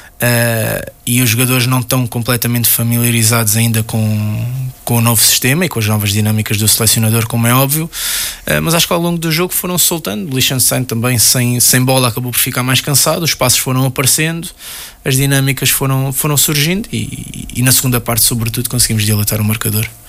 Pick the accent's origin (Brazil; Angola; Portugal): Portugal; enquanto português